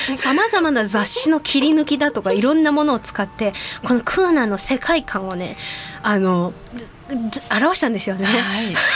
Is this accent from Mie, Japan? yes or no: no; Kitahiroshima, Hiroshima, Japan; 私が生まれ育った広島の中でも北広島町の大自然